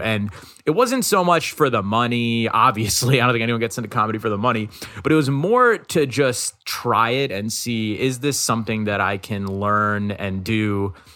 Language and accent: English; New York City, New York, United States; I'm from Queens. I'm from New York.